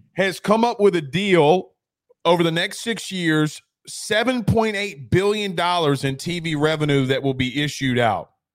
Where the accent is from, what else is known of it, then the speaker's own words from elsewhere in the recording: Deep South, United States; I'm from the Deep South